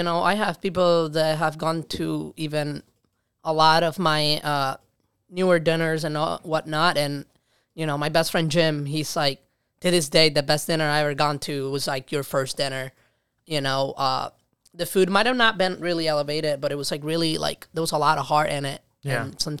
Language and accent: English; Puerto Rico; now in Rochester, United States; I did not grow up in New York City. I grew up in Puerto Rico.